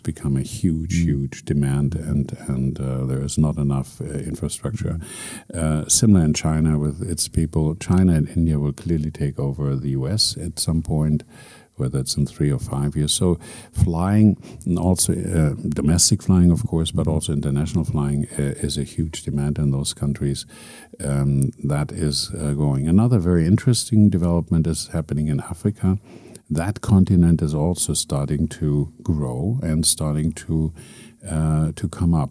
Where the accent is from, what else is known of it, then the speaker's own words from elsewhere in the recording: Berlin, Germany; now in Abu Dhabi, United Arab Emirates; my hometown, Berlin